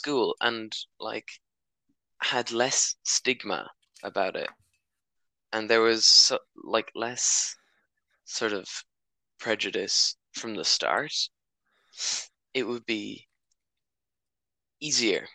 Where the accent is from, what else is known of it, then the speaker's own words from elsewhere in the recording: Ireland; I'm not from Britain, I'm from Ireland